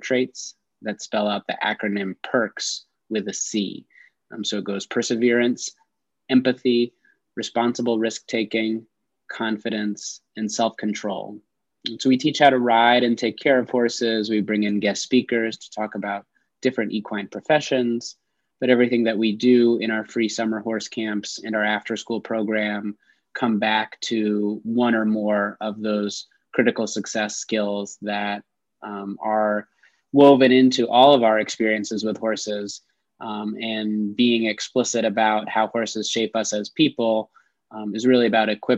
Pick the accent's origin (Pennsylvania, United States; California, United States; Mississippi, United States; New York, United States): New York, United States; growing up on the East Coast, I'm originally from New York State